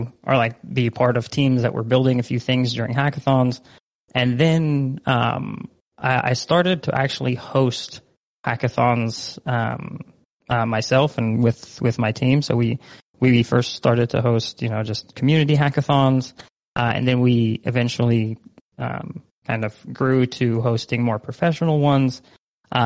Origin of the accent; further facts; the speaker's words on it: Netherlands; moved away; I myself, like, born and raised in the Netherlands. So I'm like half Dutch, half Egyptian